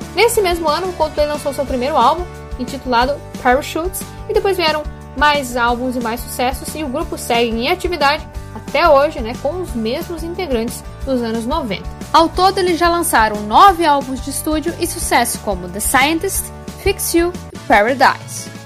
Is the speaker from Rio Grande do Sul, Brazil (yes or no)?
yes; Passo Fundo, Rio Grande do Sul, Brazil; Homenageei a minha cidade natal.